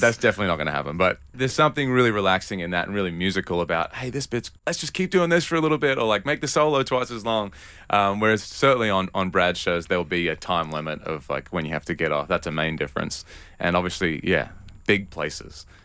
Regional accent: Newcastle, New South Wales, Australia; moved away; I grew up, uh, in a town called Newcastle

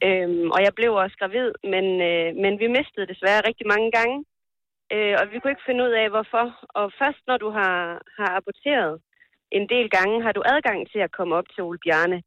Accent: Colombia; Danish is a second language; now in Copenhagen, Denmark; jeg er oprindelig fra Colombia

